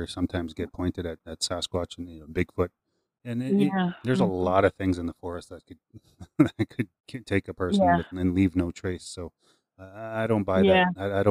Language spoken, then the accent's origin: English; Saskatchewan, Canada; now in British Columbia, Canada; I'm originally from Saskatchewan